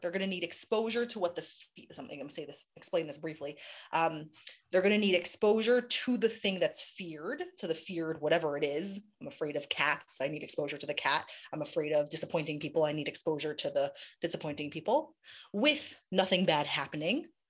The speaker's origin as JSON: {"language": "English", "town": "New York City", "region": "New York", "country": "United States", "tie": "born or raised there", "moved": "yes", "lives_now": "Israel", "said": "I grew up in Queens, in New York"}